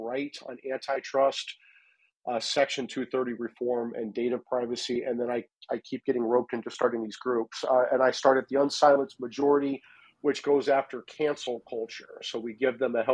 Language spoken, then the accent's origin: English; Iowa, United States; moved away as an adult; also born or lived in Colorado; I'm from Iowa.